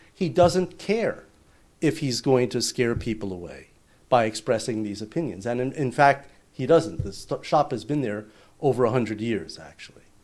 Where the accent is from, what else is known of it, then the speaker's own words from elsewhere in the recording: New York, United States; moved away as an adult; also born or lived in Manhattan / Los Angeles / Silicon Valley; now in Tokyo, Japan; I grew up in New York, uh, in the suburbs